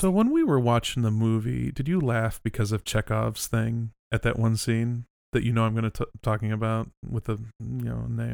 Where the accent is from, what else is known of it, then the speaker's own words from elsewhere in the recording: California, United States; We're from California